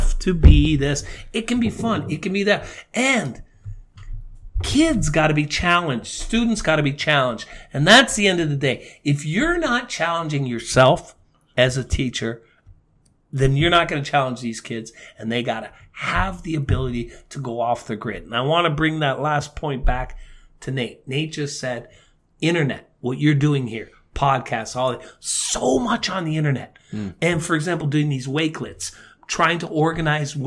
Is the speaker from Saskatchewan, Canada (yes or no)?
no; Niagara Falls, Ontario, Canada; now in South Korea; growing up in Niagara